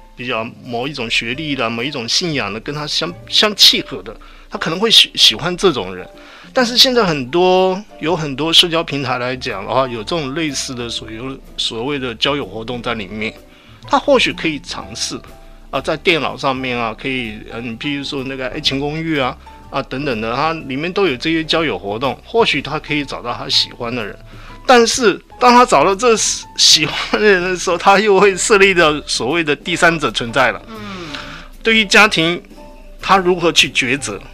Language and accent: Chinese; Kaohsiung, Taiwan; 我从小是在健身长大的